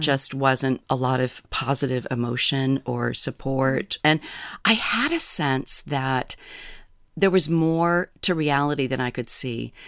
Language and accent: English; New Hampshire, United States; moved away as an adult; now in Kodiak Island, United States; I grew up in New Hampshire